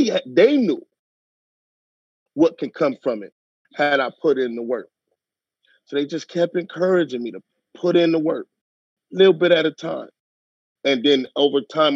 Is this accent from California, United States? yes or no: yes; Los Angeles, California, United States; also born or lived in Westwood Hills; I grew up in Watts